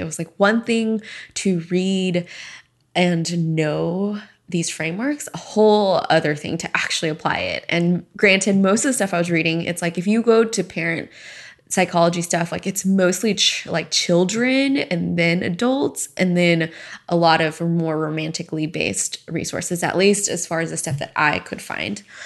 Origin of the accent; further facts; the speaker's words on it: Sugar Land, Texas, United States; moved away as an adult; also born or lived in Houston, Texas / Arizona; I am from Houston, Texas originally. I'm an only child. Both my parents are from Hong Kong, and I pretty much lived in Houston my entire first 18 years and grew up in Sugarland